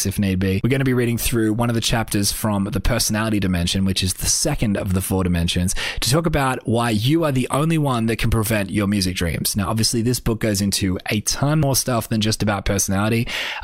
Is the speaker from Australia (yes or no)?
yes; Australia; I'm just an Australian artist